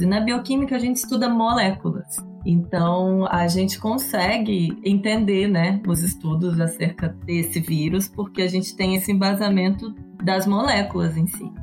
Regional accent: interior of Rio de Janeiro, Brazil; moved away as an adult; also born or lived in Minas Gerais; now in São Paulo, Brazil; Eu sou mineira, mas fui criada no interior do Rio

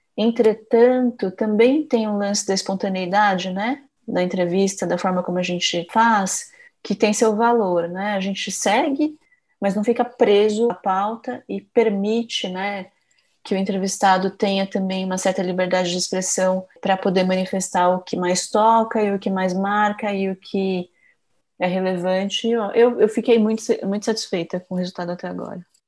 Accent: Itapecerica da Serra, São Paulo, Brazil; Eu também sou paulistana, na verdade eu morava mais na periferia, né, nas cidades da Grande São Paulo, eu morava em Tapicerica da Serra

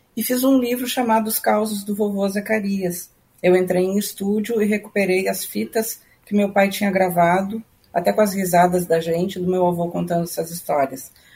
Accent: Passo Fundo, Rio Grande do Sul, Brazil; moved away as an adult; also born or lived in Rio de Janeiro; now in Porto Alegre, Brazil; eu morava na minha cidade natal, em Passo Fundo

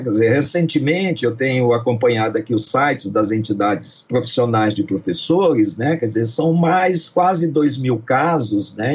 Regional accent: Brazil; nós somos brasileiros

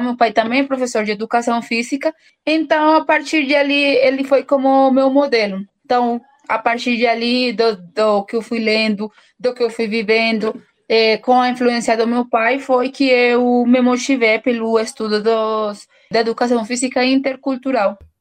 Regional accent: Bogotá, Colombia; Portuguese is a second language; eu sou colombiana, eu venho de uma cidade chamada Bogotá, que é a capital da, da Colômbia

